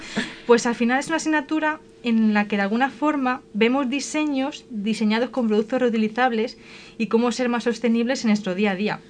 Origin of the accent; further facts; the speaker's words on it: Colmenar de Oreja, Community of Madrid, Spain; soy de Comer de Oreja